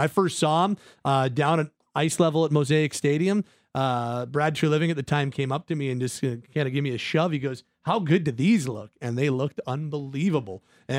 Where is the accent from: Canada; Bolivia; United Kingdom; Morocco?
Canada; Calgary, Alberta; Born and raised in Calgary.